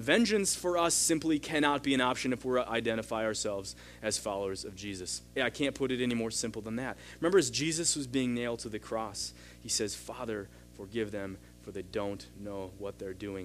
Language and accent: English; United States; as an American, as a big brother